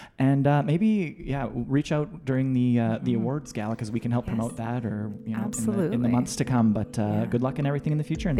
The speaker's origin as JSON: {"language": "English", "town": "Russell", "region": "Manitoba", "country": "Canada", "said": "I'm from Russell."}